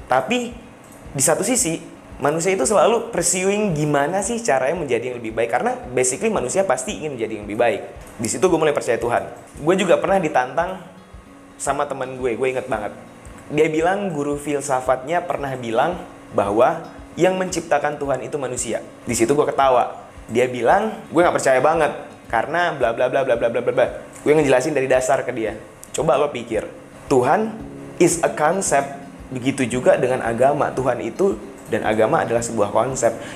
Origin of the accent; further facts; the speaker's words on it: West Sumatra, Indonesia; kalau misalnya berbicara soal suku, ras, gue orang Minang.